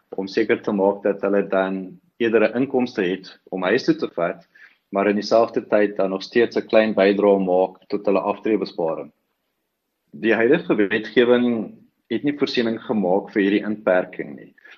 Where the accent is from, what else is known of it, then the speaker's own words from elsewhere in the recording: South Africa; ons as Suid-Afrikaners